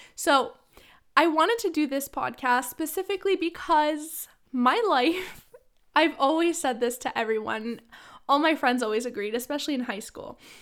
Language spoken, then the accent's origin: English; Ottawa, Ontario, Canada; moved away as an adult; now in London; I'm from Ottawa